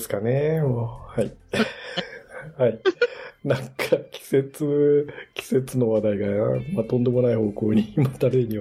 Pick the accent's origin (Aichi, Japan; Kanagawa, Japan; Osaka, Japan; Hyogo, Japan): Kanagawa, Japan; Yokohama; 浜っ子、浜っ子っちゅうか、江戸っ子っちゅうか、浜っ子っ